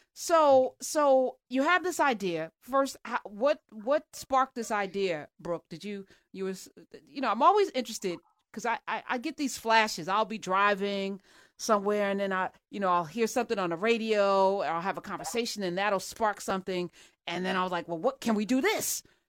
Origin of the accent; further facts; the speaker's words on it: New Jersey, United States; I'm from Jersey